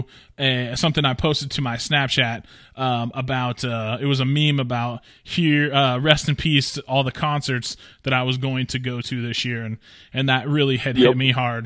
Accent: Pacific Northwest, United States; I'm from the Pacific Northwest

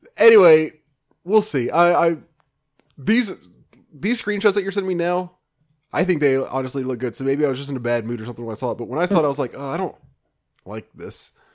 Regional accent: Memphis, Tennessee, United States; moved away; I grew up in Memphis, but I never, ever went to Graceland

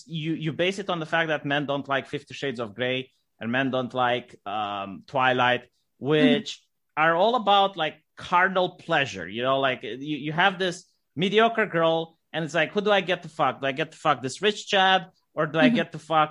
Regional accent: Romania; I'm from Romania and I didn't have any black slaves in my family line

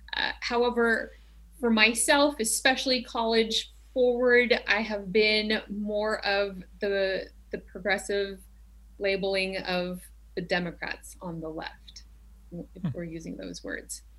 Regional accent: Tennessee, United States; now in Glendale, United States; I grew up in Tennessee

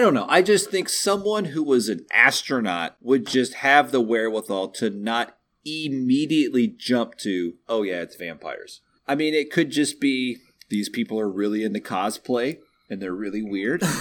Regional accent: Texas, United States; I can't even pull off a convincing Southern accent, and I'm from Texas

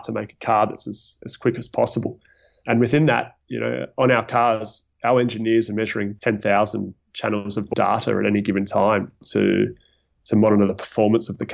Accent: Melbourne, Victoria, Australia; moved away as an adult; also born or lived in Leeds, United Kingdom; now in Geneva, Switzerland; I'm originally from Melbourne in Australia.

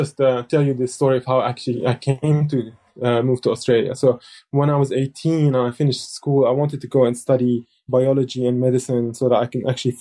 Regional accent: South Lebanon, Lebanon; I was born in Lebanon in 1980, which is really the peak of the civil war. And at that time, I lived in a southern village

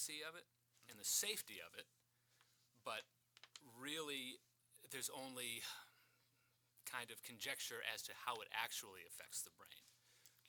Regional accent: Brockton, Massachusetts, United States; moved away as an adult; now in Marshfield, United States; I'm from Brockton originally. I've lived in Marshfield for 14 years now.

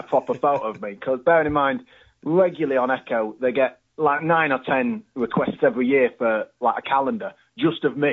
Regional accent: Harrogate, Yorkshire and the Humber, United Kingdom; I'm from Harrogate, around here

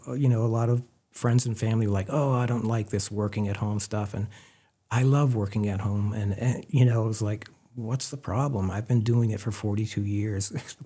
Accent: Maine, United States; Andrew found out that I was from Maine, and he was living in South Portland at the time.

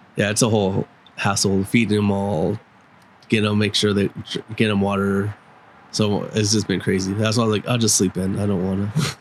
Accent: Upland, California, United States; my childhood home where I grew up in in Upland

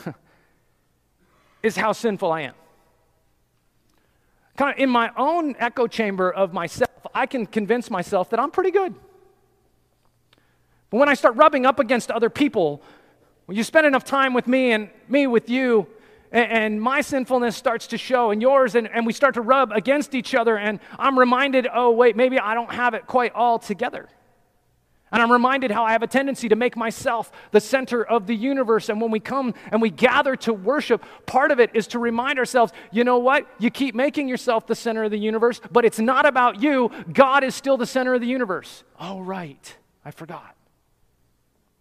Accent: Colorado, United States; I'm from Colorado. I grew up in the mountains.

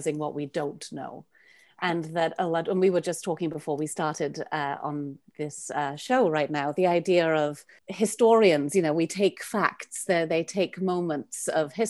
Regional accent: Cardiff, Wales, United Kingdom; accent: Welsh; also born or lived in Brooklyn, New York City; now in New York City, United States; I am from Wales. You will hear my accent. I'm sure it pops out every now and then

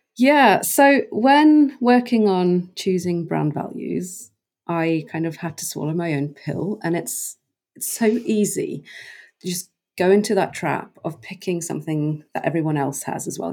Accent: Norway; moved away as an adult; also born or lived in United Kingdom; I grew up in Norway on an island off the west mm. coast

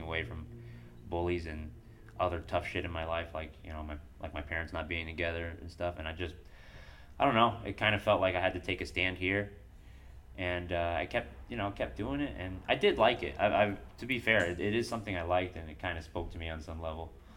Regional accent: Bridgeport, Connecticut, United States; also born or lived in Dover, Delaware; I came with my mom to Bridgeport and I lived in Bridgeport for most of my younger years

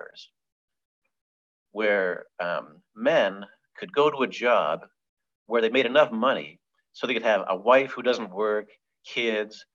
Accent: Hamilton, Ontario, Canada; my hometown of Hamilton, which is on the western tip of Lake Ontario

